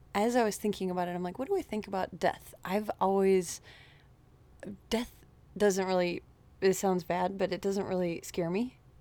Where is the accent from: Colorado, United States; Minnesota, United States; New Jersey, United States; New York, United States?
Minnesota, United States; Wayzata; born and raised in Wayzata, Minnesota